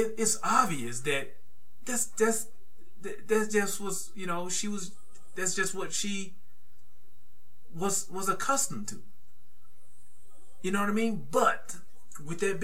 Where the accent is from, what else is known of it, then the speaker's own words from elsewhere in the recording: the South, United States; I'm from the South